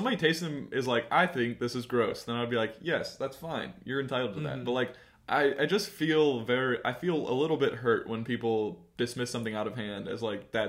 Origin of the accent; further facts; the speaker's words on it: Cincinnati, Ohio, United States; moved away; I mentioned I was from Cincinnati, though.